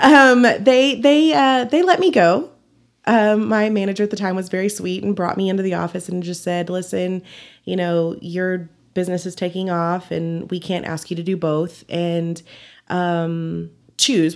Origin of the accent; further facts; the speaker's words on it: Dumas, Texas, United States; also born or lived in Amarillo, Texas / San Antonio, Texas; I was born in Dumas, Texas, about forty-five miles north, and then, um, when I was about twelve, my parents, um, moved here, and we've been here ever since.